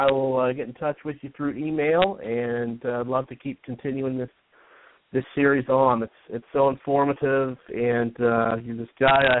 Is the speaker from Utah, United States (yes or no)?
yes; Utah, United States; moved away; I grew up in Utah, and we used to get a lot of snow there.